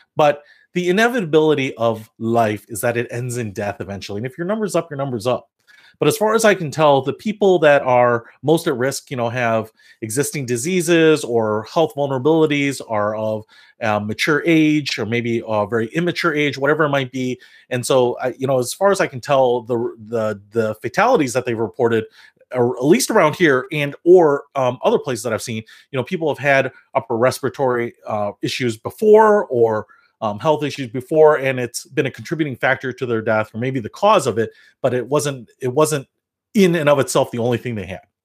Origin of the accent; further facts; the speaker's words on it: Detroit, Michigan, United States; now in Illinois, United States; I'm originally from Detroit, so here in the Midwest